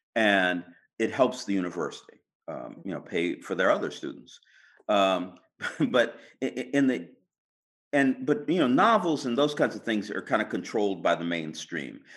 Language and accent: English; California, United States; being a Californian, you know, I was a computer programmer